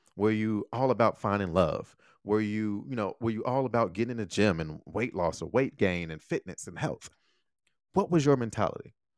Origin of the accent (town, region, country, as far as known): Chicago, Illinois, United States; moved away as an adult; also born or lived in Taiwan